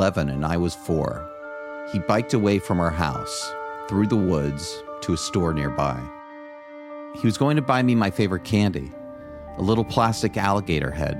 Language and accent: English; Florida, United States; Growing up in Florida in the early 70s